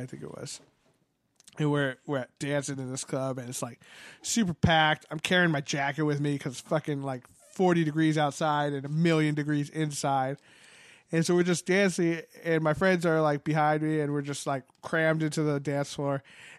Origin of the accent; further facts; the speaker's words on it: San Francisco, California, United States; Where are you from? I'm like, San Francisco.